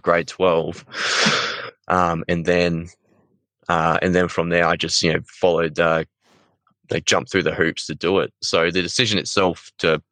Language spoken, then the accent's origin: English; Queensland, Australia; moved away as an adult; also born or lived in Gympie / Sunshine Coast / Ukraine; I grew up in Queensland, town called I was born in a town called Gympie. Unfortunately, I spent most of my childhood time on the Sunshine Coast, like Noosa, Coolum, all that stuff.